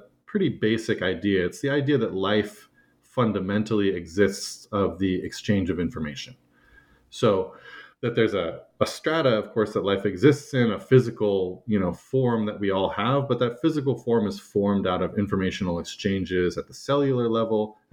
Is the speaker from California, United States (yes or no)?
yes; California, United States; moved away as an adult; also born or lived in Turkmenistan; I grew up in California, and I pretty solidly grew up in one place